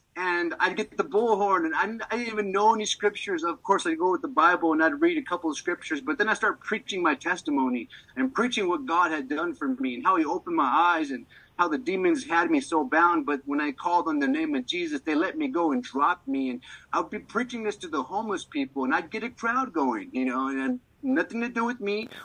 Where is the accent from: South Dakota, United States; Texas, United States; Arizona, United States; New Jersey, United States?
Arizona, United States; Maricopa; also born or lived in Tucson, Arizona; I'm going out to my hometown in Maricopa